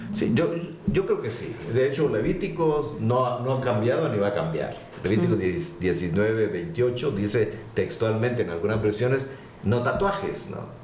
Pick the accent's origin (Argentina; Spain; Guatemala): Guatemala; moved away as an adult; also born or lived in Panama / Costa Rica / Chicago, Illinois, United States / Austin, Texas, United States; nacido en Guatemala, por supuesto, pero con la oportunidad de trabajar en varios países